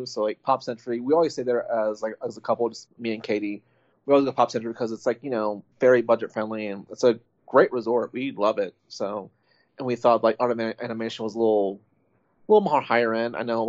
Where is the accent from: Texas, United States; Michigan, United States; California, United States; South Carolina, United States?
Texas, United States; Well, I'm from Texas, born and raised in Texas.